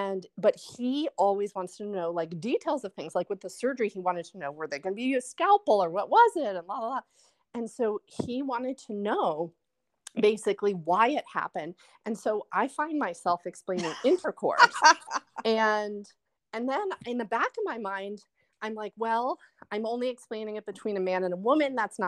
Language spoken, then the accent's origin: English; New Jersey, United States; Like, I'm from New Jersey, you're from Korea